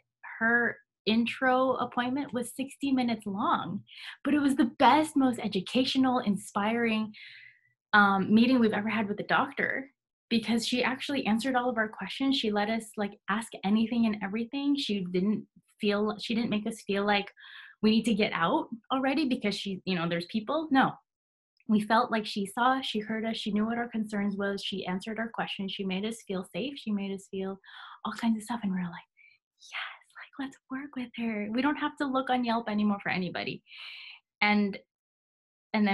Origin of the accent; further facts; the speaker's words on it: California, United States; moved away as an adult; now in Hawaii, United States; I am actually born and raised in California, and I moved here to Hawaii in 2017